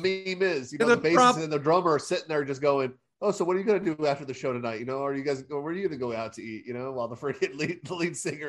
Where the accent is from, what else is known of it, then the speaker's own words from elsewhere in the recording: California, United States; now in East Tennessee, United States; because I'm a Californian.